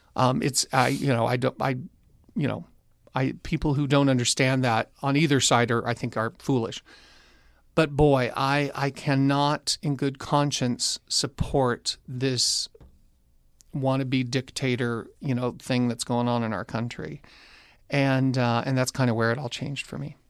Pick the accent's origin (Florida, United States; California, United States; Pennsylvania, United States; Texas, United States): California, United States; Orange County; also born or lived in Long Beach, California; I was born in Long Beach, but raised primarily in Orange County, California.